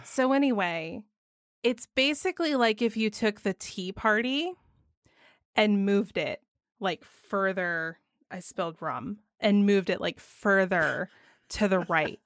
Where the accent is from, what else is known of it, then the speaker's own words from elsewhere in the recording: Georgia, United States; my home state of Georgia